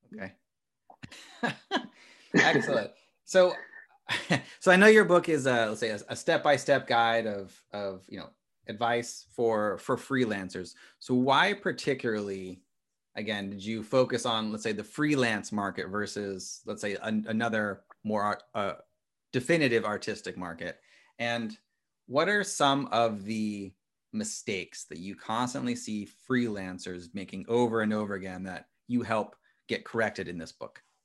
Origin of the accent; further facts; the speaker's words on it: Midwest, United States; I'm from a small town in the Midwest